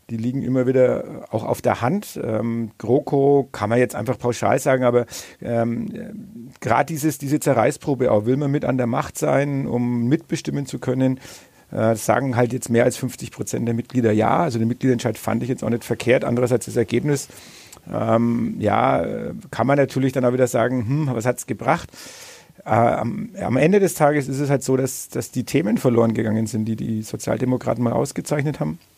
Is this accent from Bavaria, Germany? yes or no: yes; Bad Windsheim, Bavaria, Germany; Heimatstadt. Äh, angeblich es eine Anfrage wohl bei unserem Kur- und Kongresscenter.